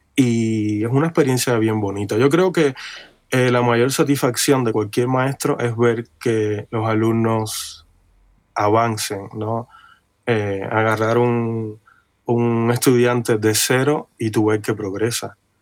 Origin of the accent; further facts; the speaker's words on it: Cuba; moved away as an adult; now in Los Angeles, United States; yo vengo de Cuba, de una islita